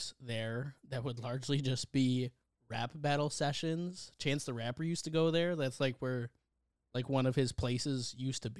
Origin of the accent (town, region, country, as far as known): Chicago, Illinois, United States; born or raised there